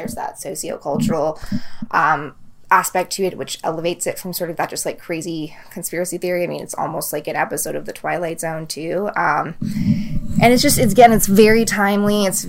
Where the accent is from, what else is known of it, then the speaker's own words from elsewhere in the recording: New England, United States; I'm from New England myself